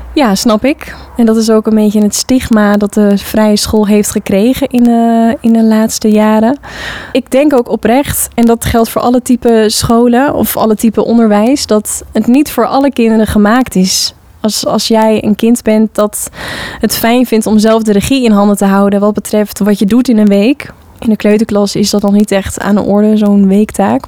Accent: Hoorn, North Holland, Netherlands; Ik heb zelf op de vrije school gezeten als kind in Hoorn

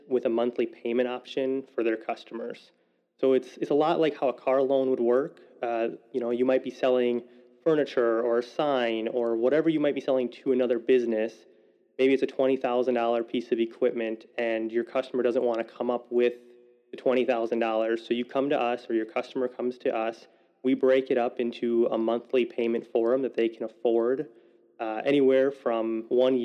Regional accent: Waukesha, Wisconsin, United States; I was born and raised in Waukesha, Wisconsin

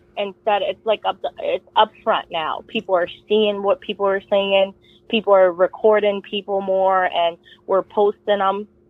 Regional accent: New York City, New York, United States; moved away; I grew up in Brooklyn, New York

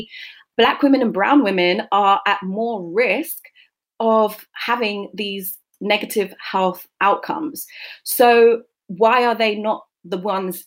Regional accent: London, United Kingdom; I grew up in South London in a majority Black community. I was born and bred in Brixton with a single mom

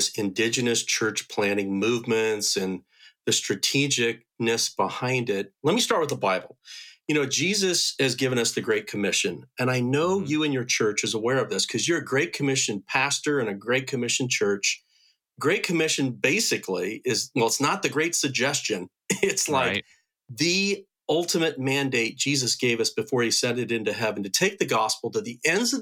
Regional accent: United States; I'm an American missionary

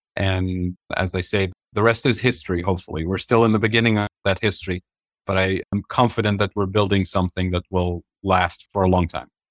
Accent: Tunisia; moved away as an adult; also born or lived in Kansas City, Missouri, United States; now in United States; I grew up in Tunisia and North Africa. So I come from a developing country

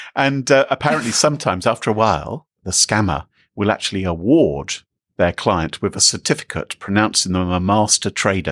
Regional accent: United Kingdom; I'm British

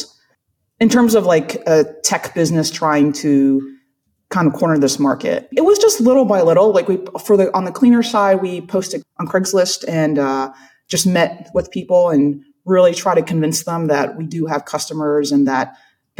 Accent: South Carolina, United States; I'm from South Carolina. So like that's my world.

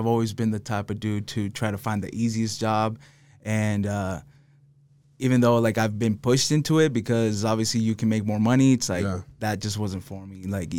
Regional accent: Salt Lake City, Utah, United States; also born or lived in Los Angeles, United States; I'm really from Salt Lake, though.

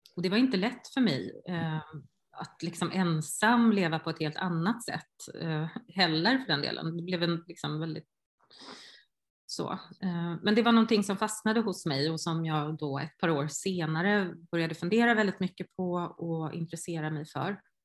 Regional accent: Hindås, Västra Götaland, Sweden; jag var från Hindås

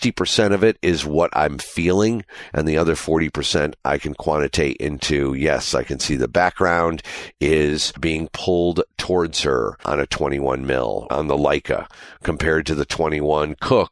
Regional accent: Panama; I'm a DP from Panama, Republic of Panama.

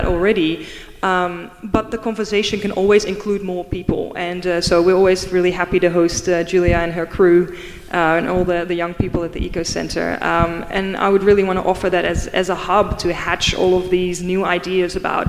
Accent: Netherlands; now in Melbourne, Australia; I'm from the Netherlands.

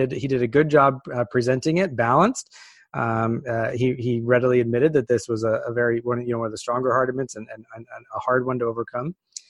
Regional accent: California, United States; So I was raised in Northern California, a deep, deep, deep blue part of an already blue state.

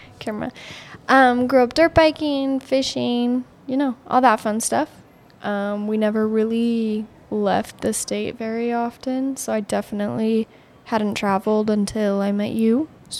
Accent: Boise, Idaho, United States; moved away as an adult; also born or lived in Kuna, Idaho; now in Nyssa, United States; Boise, like right on the edge of Meridian, but born and raised in Boise, Idaho.

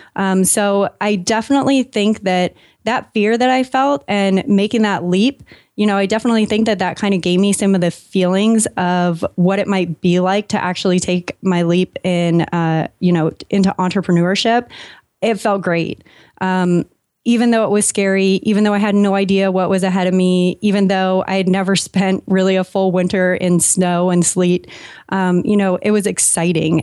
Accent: San Diego, California, United States; moved away as an adult; also born or lived in San Francisco / Los Angeles / Maine; I was raised in San Diego

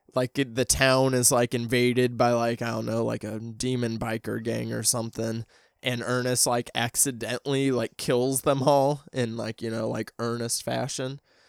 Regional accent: Midwest, United States; I mean, I'm from the Midwest as well. So like, I definitely like know those towns that are like that.

